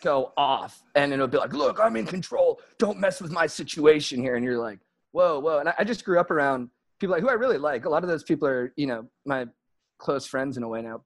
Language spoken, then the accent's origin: English; San Juan Capistrano, California, United States; grew up mostly in San Juan Capistrano, which is like adjacent to San Clemente, but a little more inland